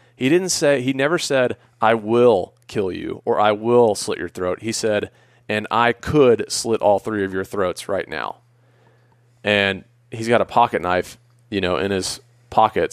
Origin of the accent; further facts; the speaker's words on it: Atlanta, Georgia, United States; I grew up in Atlanta.